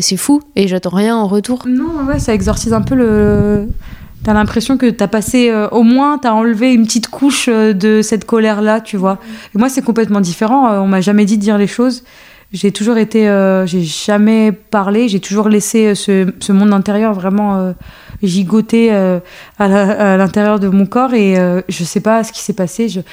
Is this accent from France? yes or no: yes; France; also born or lived in Algeria; Je suis née en Algérie et euh, après, je suis arrivée en France à mes deux ans